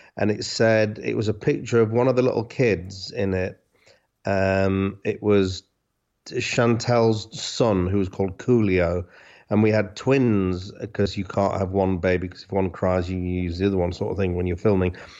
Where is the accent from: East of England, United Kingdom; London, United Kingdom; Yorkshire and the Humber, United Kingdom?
Yorkshire and the Humber, United Kingdom; Hull; I'm from Hull, so we used to go to Scarborough when I was a kid